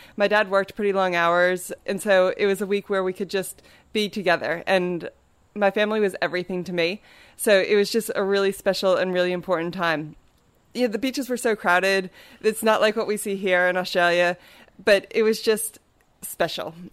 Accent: Maryland, United States; I grew up in Maryland on the east coast of the United States

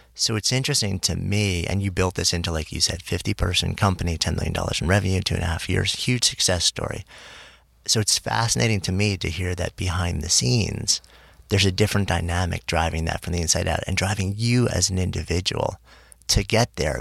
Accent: New York, United States; now in New York City, United States; I grew up just outside of New York City. I've been in the city since '89

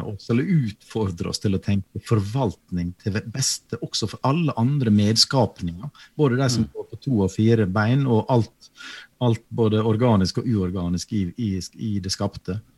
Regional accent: Western Norway, Norway; Jeg er jo vestlending sjøl

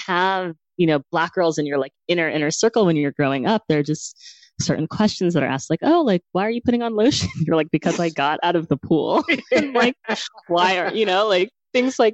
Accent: New York City, New York, United States; I grew up in New York City

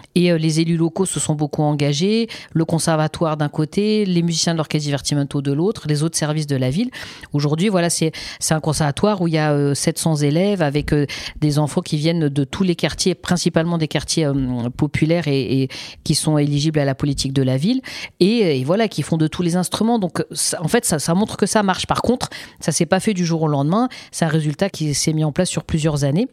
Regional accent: Seine-Saint-Denis, Île-de-France, France; also born or lived in Paris; moi j'ai grandi en Seine-Saint-Denis

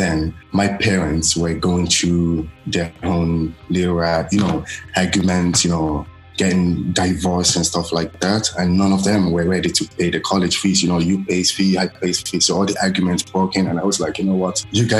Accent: Ireland; also born or lived in Nigeria; Growing up in Ireland is a little bit difficult actually. So let me just say, first of all, I don't have a degree. So I did go to school in Ireland. I didn't go to primary school in Ireland. I went to primary school in Nigeria because I was very young then.

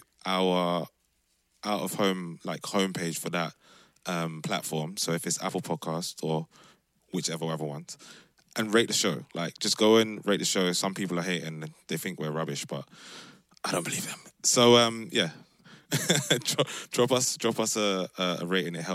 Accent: London, United Kingdom; moved away as an adult; now in Amsterdam, Netherlands; we are four Londoners. We came from London, moved to Amsterdam, where this show started in 2019.

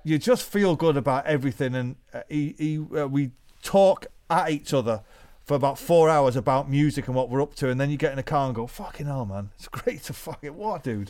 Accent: Manchester, North West England, United Kingdom; we came from Manchester, the greatest city to be a musician in the world

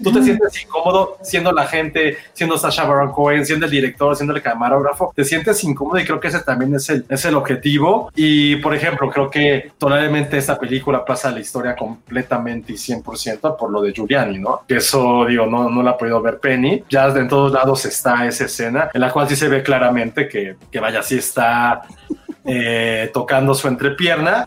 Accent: Mexico City, Mexico; somos la Ciudad de México

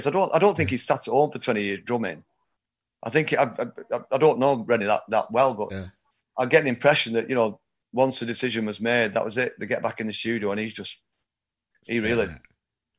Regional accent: Oldham, North West England, United Kingdom; I've grown up here, and I'm from Oldham, which is 8 miles north of Manchester, but very much part of the greater Manchester area

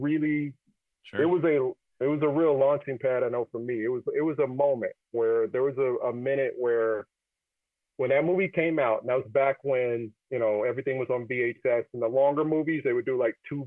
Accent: Kansas City, United States; I was growing up in Kansas City

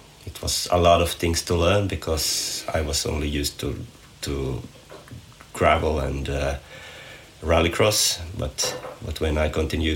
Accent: Nykarleby, Ostrobothnia, Finland; from Nykarleby, Finland

